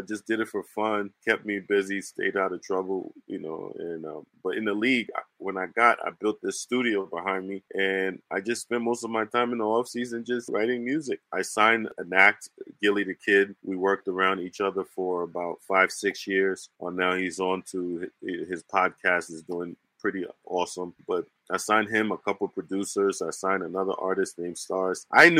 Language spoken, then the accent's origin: English; New Jersey, United States; And growing up in New Jersey, so in New Jersey, it's all rappers up there